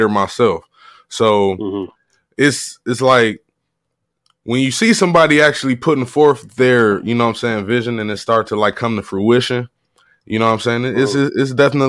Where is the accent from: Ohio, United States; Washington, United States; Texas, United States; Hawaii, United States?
Ohio, United States; Cleveland; I'm a Clevelander. Mm-hmm. Always been from Ohio